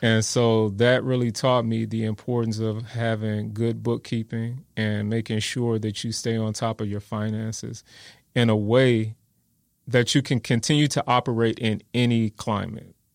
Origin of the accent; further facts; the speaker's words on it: Gary, Indiana, United States; also born or lived in Wisconsin; now in San Antonio, United States; I was born and raised in Gary, Indiana.